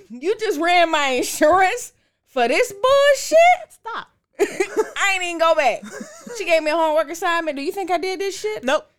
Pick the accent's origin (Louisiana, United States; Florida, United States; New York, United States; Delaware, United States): Florida, United States; Orlando; moved away; I'm from Orlando. That's the home city.